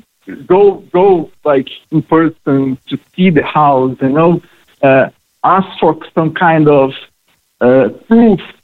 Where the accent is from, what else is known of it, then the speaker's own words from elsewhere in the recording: Brazil; moved away as an adult; now in Cork, Ireland; I'm from Brazil when I arrived in Ireland